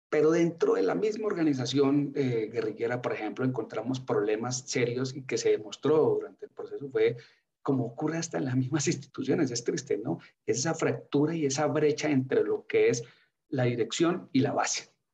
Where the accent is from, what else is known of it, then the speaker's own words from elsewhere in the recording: Colombia; moved away; como colombiano